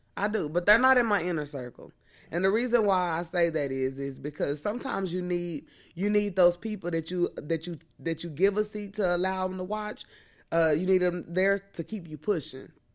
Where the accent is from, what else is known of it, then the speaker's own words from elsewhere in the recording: Missouri, United States; I'm from the Show Me State